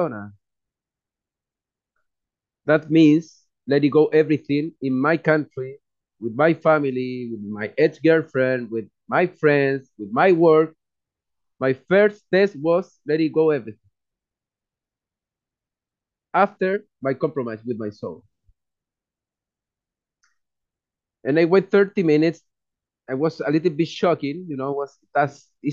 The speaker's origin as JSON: {"language": "English", "country": "Chile", "moved": "as an adult", "lives_now": "Europe", "said": "I am from Chile. I am in Europe the last 7 years and a half."}